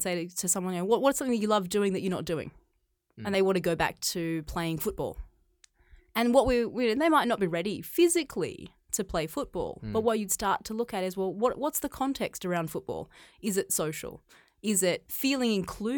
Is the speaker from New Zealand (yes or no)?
no; Australia; moved away as an adult; now in China; I grew up in Australia. I grew up on a farm